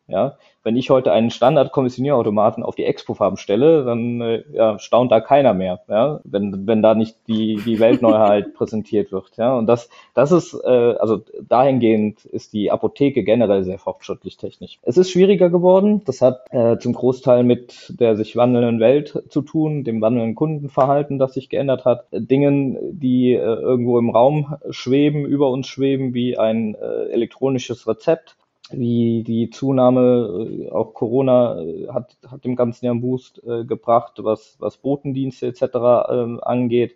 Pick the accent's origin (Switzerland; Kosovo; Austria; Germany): Germany; Eifel, Rhineland-Palatinate; komme ich eigentlich aus der Eifel, aus der wunderschönen Eifel, direkt vom Nürburgring oder, ähm, oder die Dauner Mare sind vielleicht ein Begriff